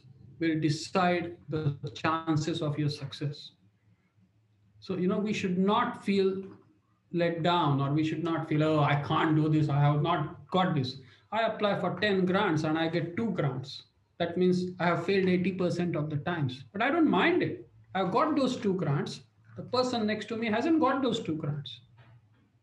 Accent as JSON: {"language": "English", "country": "India", "tie": "born or raised there", "moved": "as an adult", "lives_now": "United Kingdom", "said": "I grew up in India. I came over to UK 1995."}